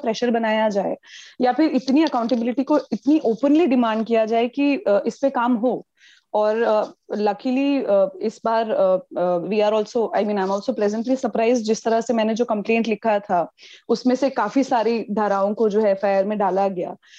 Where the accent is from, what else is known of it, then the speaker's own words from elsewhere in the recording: Delhi, India; मैं दिल्ली की रहने वाली हूँ मैं दिल्ली में वोट देती हूँ मैं दिल्ली के साउथ ईस्ट डिस्ट्रिक्ट की रहने वाली हूँ